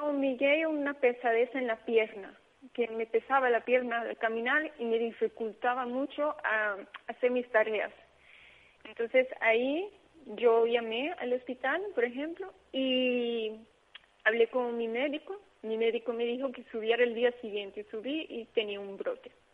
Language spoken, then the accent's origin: Spanish; Aruba; moved away; yo soy de Caribe, yo soy de Aruba, pero mi papá es portugués